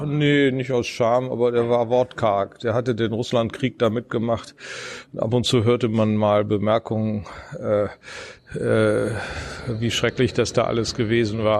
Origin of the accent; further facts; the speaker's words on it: Bielefeld, North Rhine-Westphalia, Germany; moved away as an adult; also born or lived in Münster / Mannheim / United States; now in Munich, Germany; da, wo ich herkomme, sagt man, wo kommst du weg? Äh, das ist nämlich Bielefeld, Herford, diese Gegend. Da bin ich groß geworden